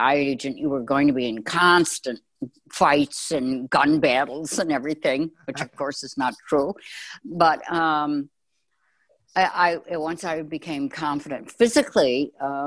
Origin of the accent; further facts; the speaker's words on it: Chicago, Illinois, United States; I grew up in Chicago.